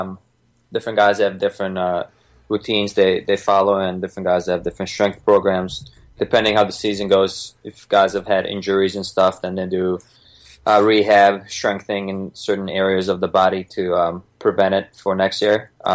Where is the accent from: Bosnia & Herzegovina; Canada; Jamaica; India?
Bosnia & Herzegovina; moved away; I was born in Bosnia, ex-Yugoslavia back then, 1987.